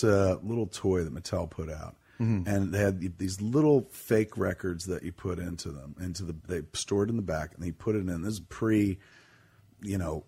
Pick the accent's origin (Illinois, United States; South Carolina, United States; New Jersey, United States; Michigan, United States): New Jersey, United States; I'm an American kid and I grew up like right near New York and being in New Jersey